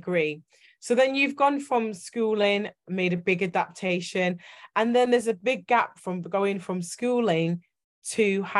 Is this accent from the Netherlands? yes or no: no; Yorkshire and the Humber, United Kingdom; accent: Yorkshire; now in Manchester, United Kingdom; I get told I've got a Yorkshire accent, funnily enough, and I'm based in Manchester.